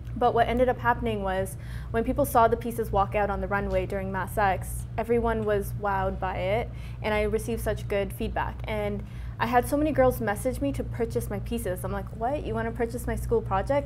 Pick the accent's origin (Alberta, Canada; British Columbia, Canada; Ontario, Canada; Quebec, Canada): Ontario, Canada; Brampton; when I grew up in Brampton, I, I didn't grow up in like the brown part of Brampton